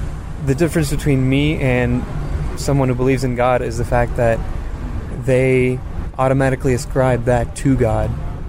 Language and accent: English; India; now in Atlanta, United States; I was born in India.